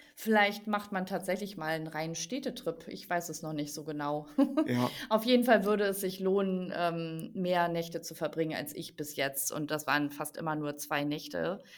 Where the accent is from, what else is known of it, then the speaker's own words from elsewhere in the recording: Germany; bei uns in Deutschland